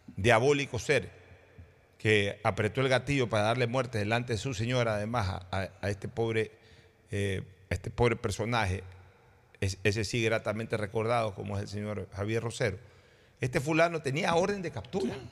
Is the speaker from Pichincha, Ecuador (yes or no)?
no; Guayaquil, Guayas, Ecuador; Yo hoy acá en Guayaquil ya casi no quiero estar y soy esencialmente guayaquileño